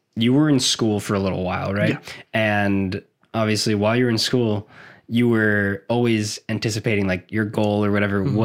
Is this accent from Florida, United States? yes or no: yes; South Florida, United States; I'm from South Florida.